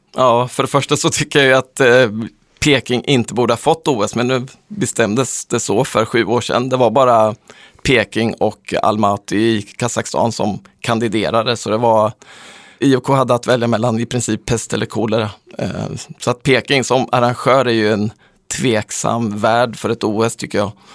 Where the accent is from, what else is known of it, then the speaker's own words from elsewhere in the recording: Sweden; som svensk